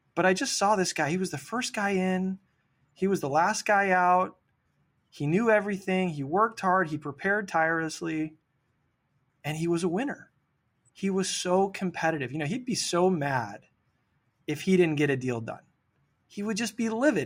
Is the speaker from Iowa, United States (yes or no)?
no; Sacramento, California, United States; I grew up here in Sacramento on American River Drive